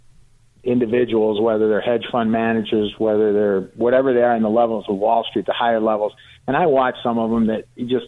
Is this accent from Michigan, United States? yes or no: yes; Detroit, Michigan, United States; I'm from the Detroit area, and I grew up as, you know, yeah. I went to high school with Mary Barra